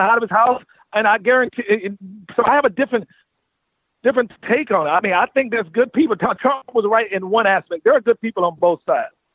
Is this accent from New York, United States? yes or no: no; North Carolina, United States; moved away; I was raised in North Carolina